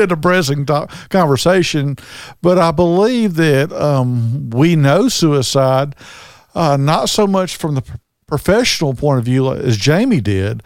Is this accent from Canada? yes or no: no; Southern, United States; accent: Southern; also born or lived in Birmingham, Alabama; my Southern accent.